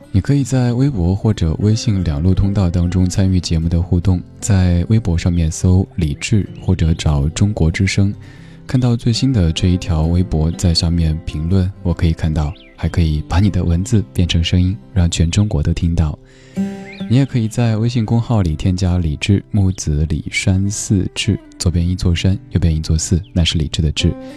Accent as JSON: {"language": "Chinese", "town": "Chengdu", "region": "Sichuan", "country": "China", "tie": "born or raised there", "moved": "yes", "said": "我的家乡也在成都，好久没有回成都了，挺想念的"}